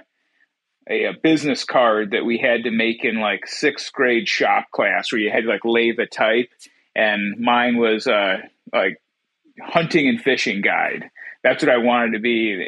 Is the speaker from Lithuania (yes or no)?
no; Watkins Glen, New York, United States; moved away; also born or lived in Elmira, New York; I was raised in Watkins Glen, New York, which was, you know, a few minutes outside of Elmira, but small town, middle of nowhere, upstate New York